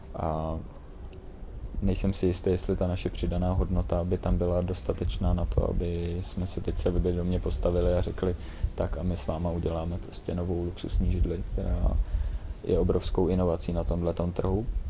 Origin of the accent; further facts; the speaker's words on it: Czechia; já jsem hrdý na to, že jsem Čech